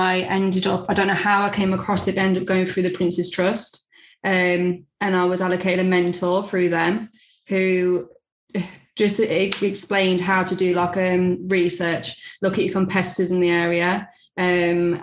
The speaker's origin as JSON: {"language": "English", "town": "Leicester", "region": "East Midlands", "country": "United Kingdom", "tie": "born or raised there", "moved": "as an adult", "lives_now": "Birmingham, United Kingdom", "said": "I was born and bred in Leicester and I moved up to Birmingham"}